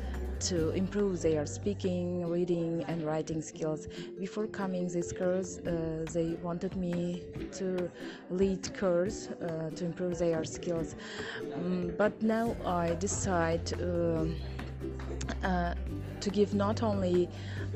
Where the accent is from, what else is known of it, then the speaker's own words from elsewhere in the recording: Syrdarya Region, Uzbekistan; English is a second language; I am from Sardaria